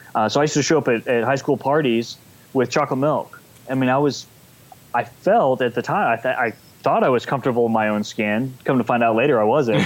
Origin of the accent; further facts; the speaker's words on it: San Antonio, Texas, United States; from uh, San Antonio, Texas, born and raised in Texas.